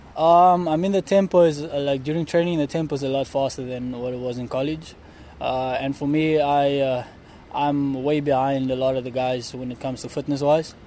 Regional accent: South Africa; moved away as an adult; me being South African

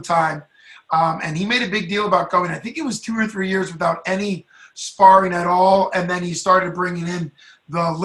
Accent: Pennsylvania, United States; I'm from Pennsylvania, and 6 hours is the entire state

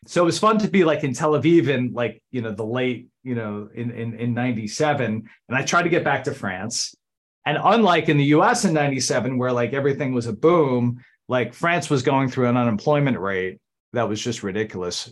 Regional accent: Randolph, New Jersey, United States; moved away as an adult; now in Washington, D.C., United States; I grew up in Randolph, New Jersey, outside of Morristown

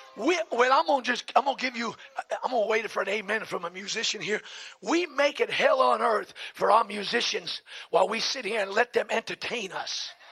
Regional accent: New York City, New York, United States; I'm a slob from Brooklyn, so my slang is sometimes crude

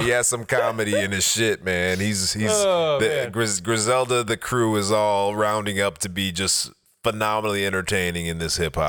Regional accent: Buffalo, New York, United States; I'm from Buffalo, New York, and I fuck with the kids from Detroit.

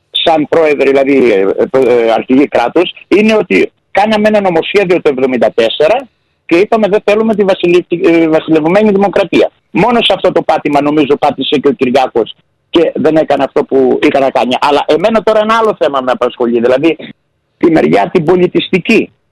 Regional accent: Greece; Έχουμε και ένα άτιμο φιλότιμο, σαν Έλληνες.

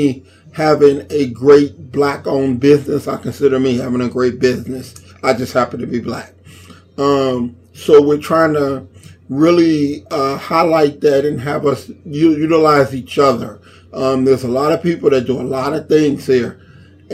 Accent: Inglewood, California, United States; I was born and raised in Inglewood from the time I was born to when I moved in my 20s

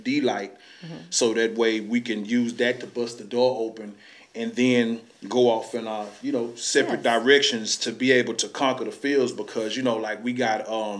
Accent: Houston, Texas, United States; Acres Home made me who I am

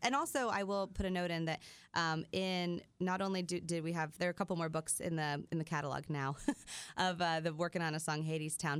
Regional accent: Midwest, United States; I grew up in the Midwest

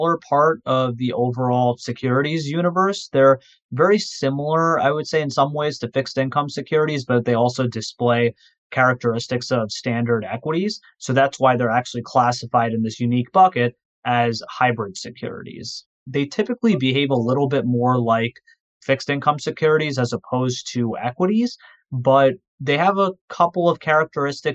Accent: Livingston, New Jersey, United States; also born or lived in New York City area; my hometown, I'm from Livingston, New Jersey. So I currently am in the New York City area, but I've been in the tri-state area my entire life

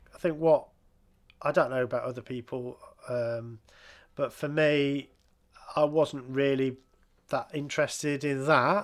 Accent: England, United Kingdom; I'm an English person

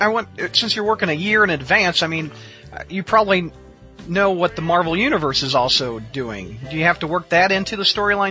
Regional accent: Festus, Missouri, United States; you grew up about 30 miles away from where I did. I grew up in Festus, Missouri.

